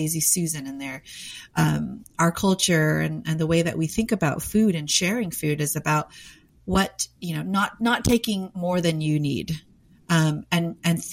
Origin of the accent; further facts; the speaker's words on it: United States; I was born and raised in America, but because of my background, my parents were immigrants